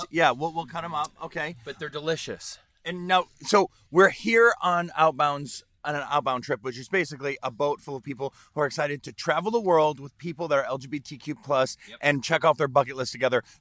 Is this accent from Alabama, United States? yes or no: yes; Tuscaloosa, Alabama, United States; Tuscaloosa, Alabama.